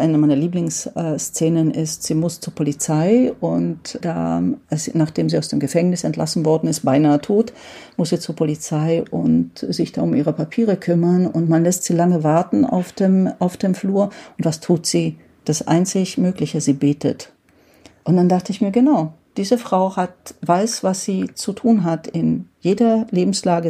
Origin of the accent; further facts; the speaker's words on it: Rákos, Győr-Moson-Sopron, Hungary; also ich komme ja aus Rakusch, das liegt direkt an der österreichischen Grenze